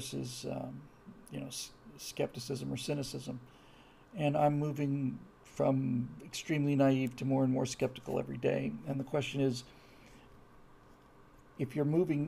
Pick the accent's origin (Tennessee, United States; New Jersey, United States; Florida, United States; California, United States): Florida, United States; moved away; I was raised in Florida